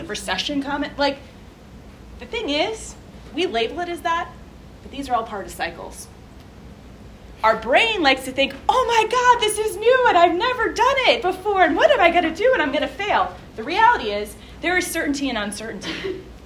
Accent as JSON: {"language": "English", "region": "New Jersey", "country": "United States", "said": "New Jersey, my home state."}